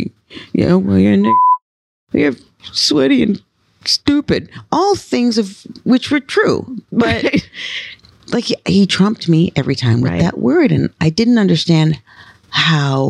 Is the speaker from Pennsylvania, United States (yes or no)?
no; New York City, New York, United States; also born or lived in Brooklyn, New York; So I was born in Brooklyn in Bed-Stuy. And we didn't live there long. We moved to Woodhaven, Queens.